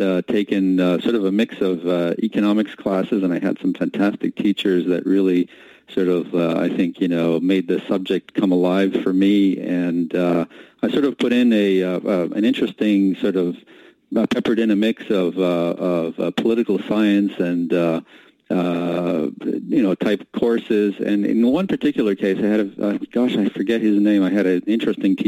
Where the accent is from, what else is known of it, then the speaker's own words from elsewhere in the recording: Montreal, Quebec, Canada; moved away as an adult; also born or lived in England / New York tri-state area; now in New York, United States; I grew up in Canada and actually was born in England. My parents emigrated to Canada, grew up in Montreal, and McGill was kind of practically